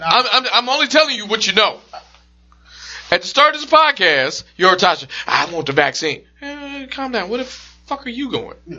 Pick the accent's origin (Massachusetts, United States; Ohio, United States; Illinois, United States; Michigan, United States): Michigan, United States; Detroit; I'm from Detroit